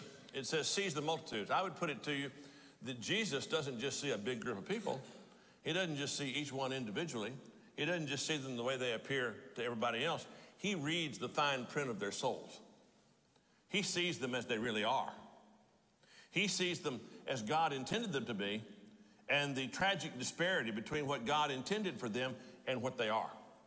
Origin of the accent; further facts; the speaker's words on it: Texas, United States; as a Texan